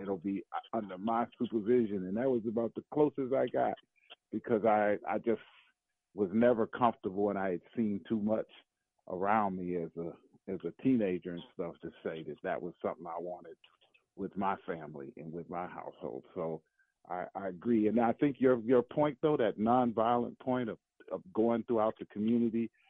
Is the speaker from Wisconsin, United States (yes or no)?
yes; Milwaukee, Wisconsin, United States; I grew up in Milwaukee